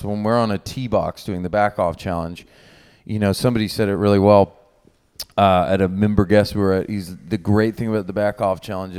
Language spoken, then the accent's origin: English; Oklahoma, United States; I'm from Oklahoma.